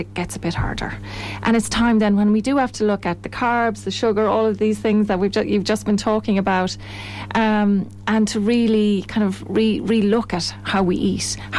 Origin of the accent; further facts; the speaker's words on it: Tipperary, Ireland; moved away as an adult; also born or lived in Athlone; I'm from Tipperary originally, came to Athlone to work in pharmaceutical industry